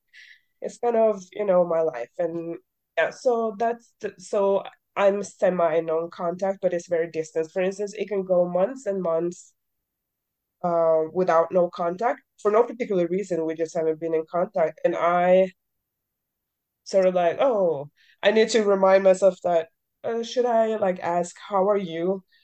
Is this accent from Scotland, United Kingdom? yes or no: yes; Scotland, United Kingdom; I'm Scottish